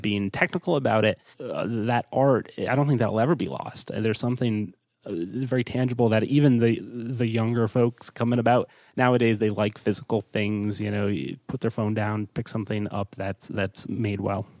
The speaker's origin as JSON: {"language": "English", "region": "East Coast", "country": "United States", "also_born_or_lived": "Pittsburgh", "said": "I'm from the East Coast, so I moved back home"}